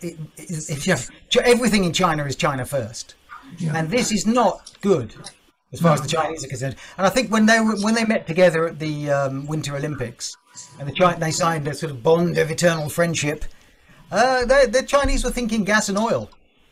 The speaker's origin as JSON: {"language": "English", "country": "United Kingdom", "said": "as a Brit"}